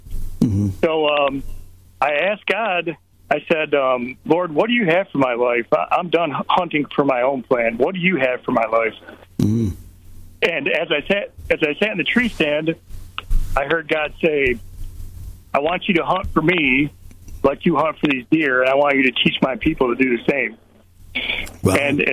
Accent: Michigan, United States; So we're from Michigan, so I was deer hunting one night and sitting in my tree stand

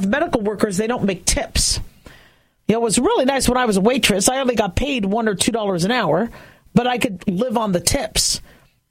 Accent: California, United States; moved away; also born or lived in Las Vegas, Nevada; I was born in California. I'm from California.

